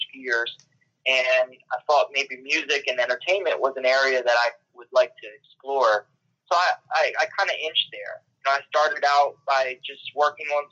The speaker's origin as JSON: {"language": "English", "town": "Trenton", "region": "New Jersey", "country": "United States", "tie": "born or raised there", "said": "I grew up in the Trenton, New Jersey area"}